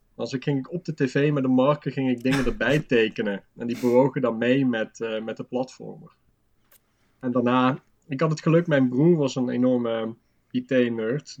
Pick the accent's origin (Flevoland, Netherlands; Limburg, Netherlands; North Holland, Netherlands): Limburg, Netherlands; moved away; also born or lived in Breda; Ik kom uit Limburg